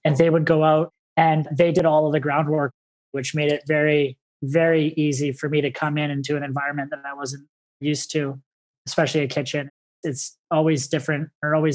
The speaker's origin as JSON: {"language": "English", "town": "Vancouver", "region": "British Columbia", "country": "Canada", "tie": "born or raised there", "said": "I grew up in Vancouver, British Columbia."}